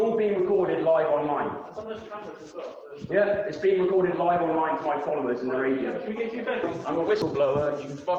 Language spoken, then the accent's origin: English; Ireland; now in United Kingdom; I'm an Irish gypsy being persecuted by the British state